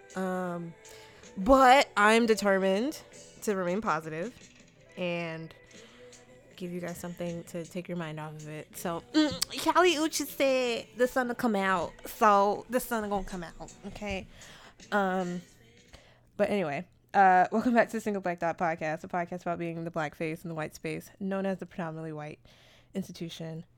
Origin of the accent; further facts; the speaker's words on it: New York, United States; I'm also from New York